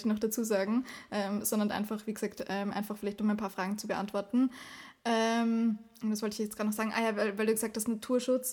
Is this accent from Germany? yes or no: no; Austria; bei uns in Österreich